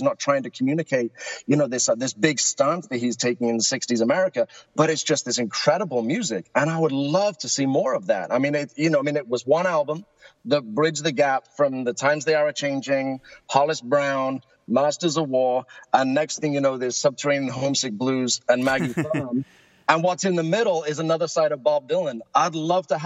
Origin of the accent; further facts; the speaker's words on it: United Kingdom; now in Egg Harbor, United States; my voice gives it away that I'm not originally from South Jersey. I'm originally from the UK